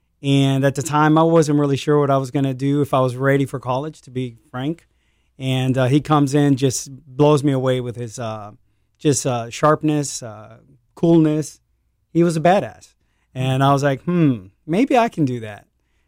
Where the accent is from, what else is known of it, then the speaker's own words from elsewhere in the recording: El Paso, Texas, United States; also born or lived in Arizona / Arkansas; So, I am from El Paso, Texas. Born out there. My dad was a retired Navy. I met a nice Latina woman, settled down in El Paso, had five kids. I'm one of those five. I'm an identical twin.